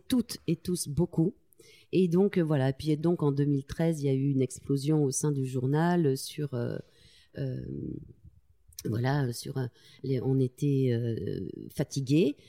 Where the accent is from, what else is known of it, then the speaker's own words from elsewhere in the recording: Tulle, Nouvelle-Aquitaine, France; Je, viens de, la ville de Tulle en Corrèze. Euh, je suis née là-bas